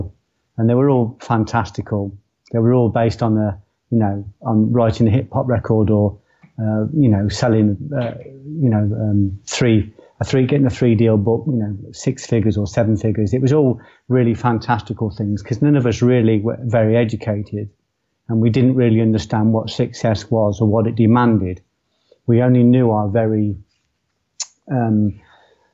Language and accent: English; Coventry, West Midlands, United Kingdom; I was born in Coventry. I was born in a place called Tile Hill, moved quickly to a place called Walsgrave, and I spent the next 17 years there.